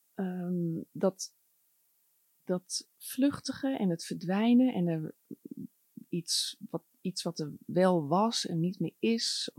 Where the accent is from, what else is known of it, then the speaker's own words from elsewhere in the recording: Groningen, Netherlands; ik ben opgegroeid in Groningen